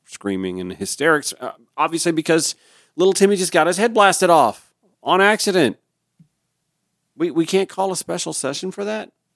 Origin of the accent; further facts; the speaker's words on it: Grovetown, Georgia, United States; I grew up in a small, tight-knit community. We had three churches